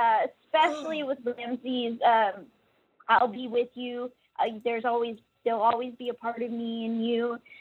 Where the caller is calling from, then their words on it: Texas, United States; I'm calling from Texas.